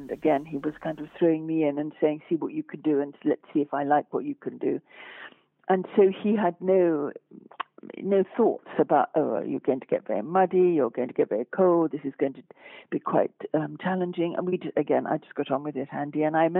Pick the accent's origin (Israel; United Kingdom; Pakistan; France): France; accent: French; And my French education was nothing to do with my being French.